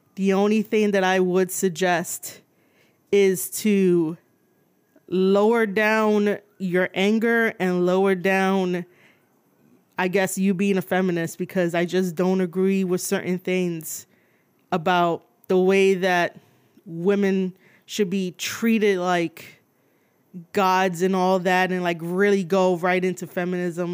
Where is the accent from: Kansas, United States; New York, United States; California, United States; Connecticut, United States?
New York, United States; New York City; I was born and raised in New York City